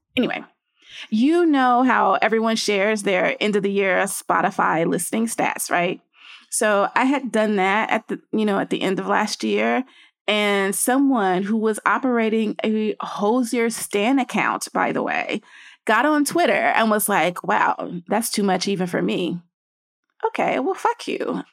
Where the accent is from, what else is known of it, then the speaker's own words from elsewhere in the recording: Nashville, Tennessee, United States; I'm from Nashville